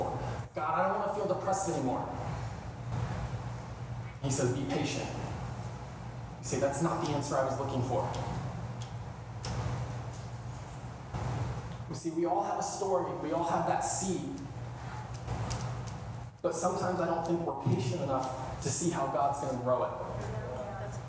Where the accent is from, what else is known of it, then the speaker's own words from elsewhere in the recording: Kansas City, United States; moved away; Kansas City, my hometown